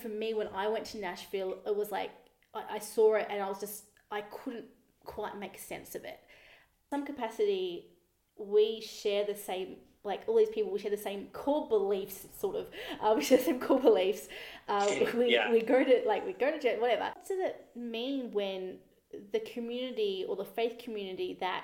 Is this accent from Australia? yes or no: yes; Australia; also born or lived in United States; I'm Australian